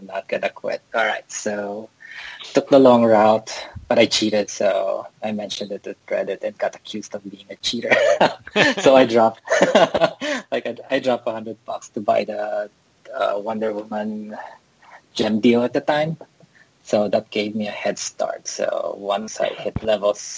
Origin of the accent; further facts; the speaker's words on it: Philippines; now in Texas, United States; I am in Texas, but I'm originally from the Philippines.